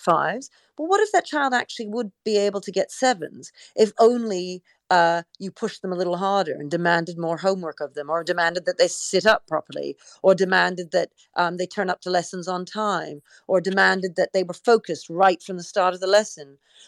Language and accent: English; Canada; Well, you know, I grew up in Canada and we sang the national anthem every single day.